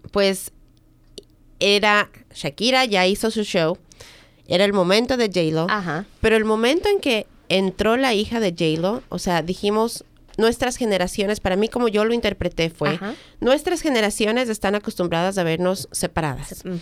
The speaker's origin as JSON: {"language": "Spanish", "country": "United States", "said": "soy americana. Soy americana. Pero y soy de los Estados"}